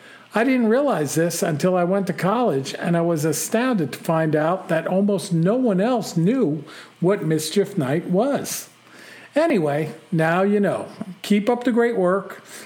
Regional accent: New Jersey, United States; Well, I'm from New Jersey, home of the Jersey Devil, although he lives about an hour to the southeast of where I grew up.

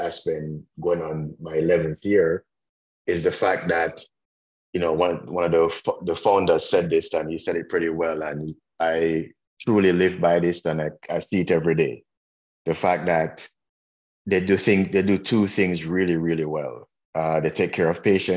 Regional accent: Jamaica; also born or lived in Washington, D.C., United States / North Florida, United States; now in Indiana, United States; I am from Jamaica, which I don't know if you guys got from my accent

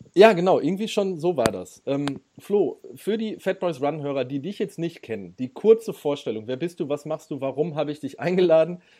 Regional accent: Ruhr area, North Rhine-Westphalia, Germany; ich komme aus dem Ruhrgebiet

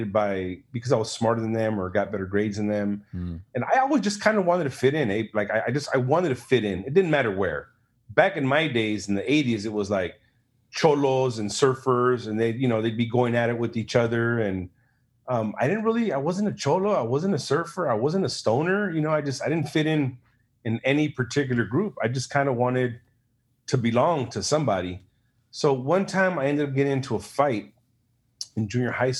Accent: Los Angeles, California, United States; moved away as an adult; I was raised in Huntington Park, Watts, South Central

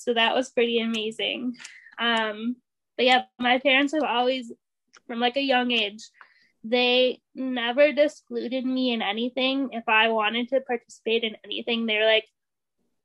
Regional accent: Ontario, Canada; moved away; I went to the school for the blind, and it was a residential school in Ontario, because I'm actually originally from Ontario

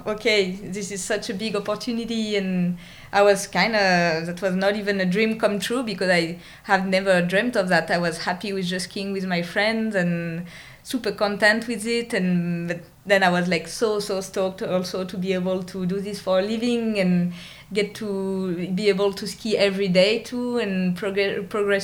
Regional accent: Vienne, Auvergne-Rhône-Alpes, France; moved away as an adult; also born or lived in Grenoble; I was born in Vienne. It's a city south of Lyon, a big city, one of the biggest cities in France.

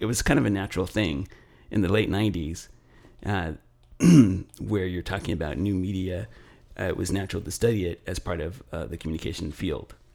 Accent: Los Angeles, California, United States; I grew up in Los Angeles

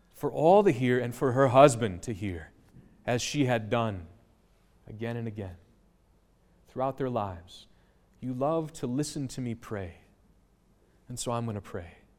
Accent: United States; I grew up near Menominee.

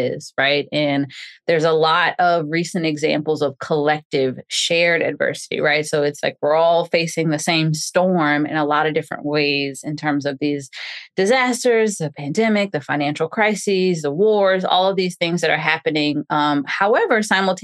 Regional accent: New Orleans, Louisiana, United States; now in Houston, United States; growing up in New Orleans

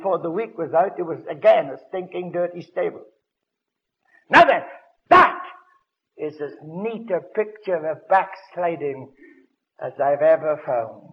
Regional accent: Wales, United Kingdom; moved away; I'm a Welshman. When I lived in Wales

